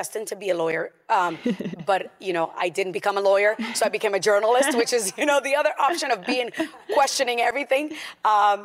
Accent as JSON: {"language": "English", "town": "Boston", "region": "Massachusetts", "country": "United States", "tie": "born or raised there", "also_born_or_lived": "Puerto Rico", "moved": "yes", "said": "I grew up in Boston"}